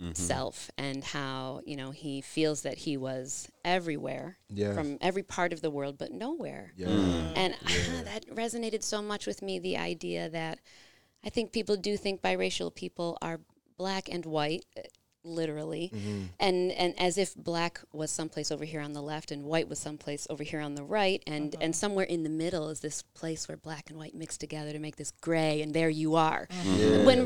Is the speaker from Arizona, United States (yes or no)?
no; Rochester, New York, United States; I grew up here in Rochester, in the suburbs